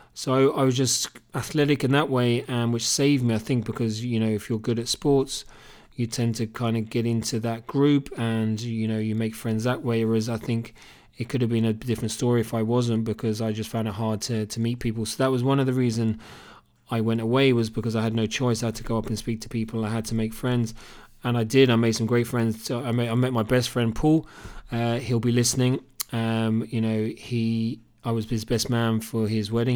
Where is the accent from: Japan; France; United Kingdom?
United Kingdom; Cambridge, East of England; accent: Cambridge; moved away as an adult; also born or lived in Australia; now in Killarney, Ireland; It's actually a Cambridge accent. I was born and bred in Cambridge in the U K.